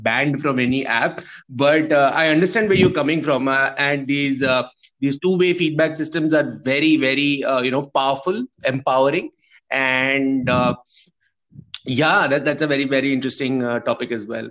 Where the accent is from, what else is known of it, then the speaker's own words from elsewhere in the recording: India; we are from India, where it's the largest democracy of the world